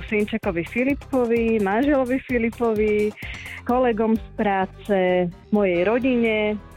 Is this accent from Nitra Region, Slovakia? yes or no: no; Bratislava, Bratislava Region, Slovakia; Som z Bratislavy, som mamina, momentálne doma.